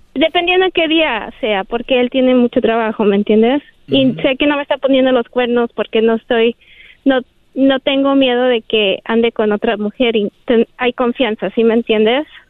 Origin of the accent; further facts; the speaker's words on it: Guadalajara, Jalisco, Mexico; moved away; nací y crecí en Guadalajara